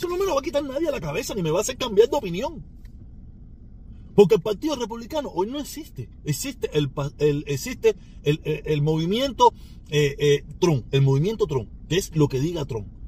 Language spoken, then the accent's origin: Spanish; Cuba; yo sigo siendo el protestón cubano